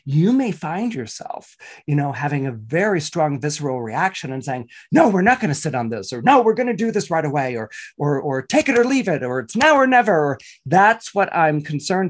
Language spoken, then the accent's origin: English; Northern California, United States; when I was growing up in Northern California